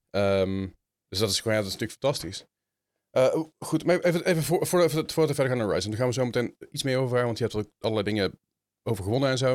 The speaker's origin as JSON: {"language": "Dutch", "country": "Netherlands"}